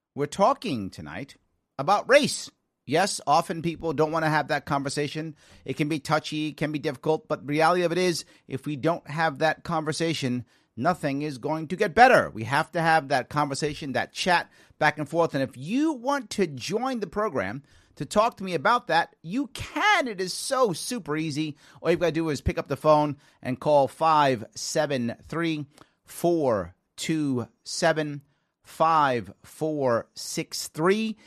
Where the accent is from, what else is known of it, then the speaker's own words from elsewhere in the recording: New York City, New York, United States; also born or lived in Long Island, New York / Manhattan, New York; I grew up in the South Bronx as a kid